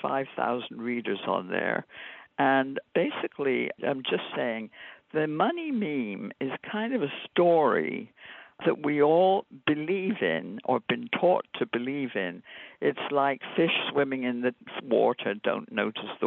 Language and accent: English; United Kingdom; moved away; I grew up in Britain at a time when it was still